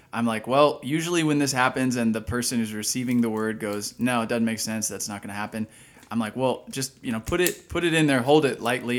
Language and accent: English; Dallas, Texas, United States; moved away as an adult; also born or lived in Washington, D.C. / Austin / Kansas City / Pennsylvania; now in Lancaster, United States; I'm from Dallas, Texas